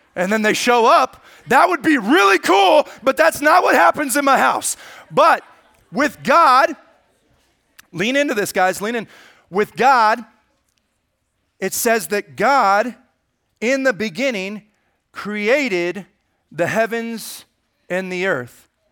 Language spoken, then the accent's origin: English; Lodi, California, United States; I grew up in the amazing town of Lodi, California